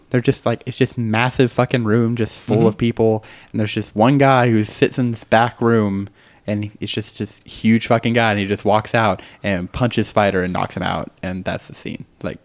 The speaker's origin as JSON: {"language": "English", "region": "Texas", "country": "United States", "also_born_or_lived": "Arkansas", "said": "I'm from Texas."}